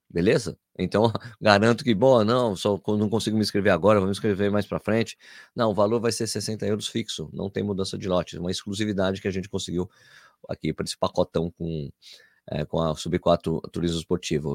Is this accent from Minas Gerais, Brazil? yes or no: no; São Paulo, Brazil; Nasci em São Paulo, mas sou filho de pernambucano